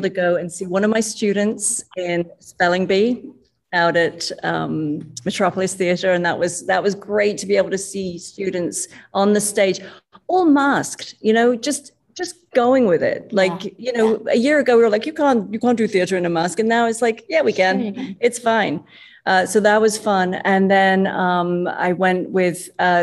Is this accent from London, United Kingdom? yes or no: yes; London, United Kingdom; moved away as an adult; now in Chicago, United States; I come from London